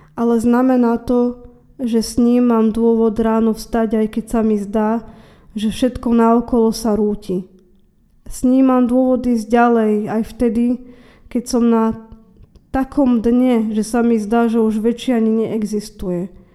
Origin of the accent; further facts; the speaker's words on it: Trnava, Trnava Region, Slovakia; som obyčajná žena z Trnavy